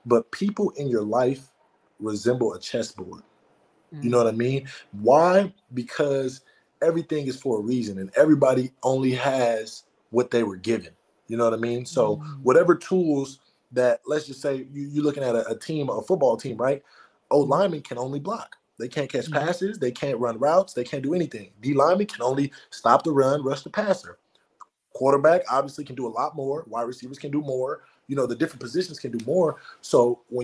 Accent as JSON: {"language": "English", "country": "United States", "tie": "born or raised there", "said": "I was born in America, but my bloodline wasn't born in America"}